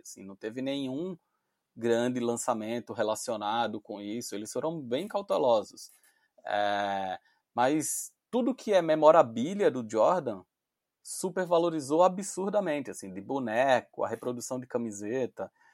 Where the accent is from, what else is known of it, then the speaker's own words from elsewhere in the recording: Recife, Pernambuco, Brazil; pelo meu sotaque você já ouviu que eu não sou de São Paulo, eu sou de Recife